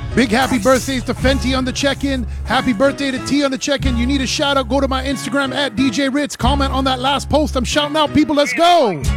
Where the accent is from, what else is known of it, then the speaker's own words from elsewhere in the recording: Toronto, Ontario, Canada; but I'm from Toronto.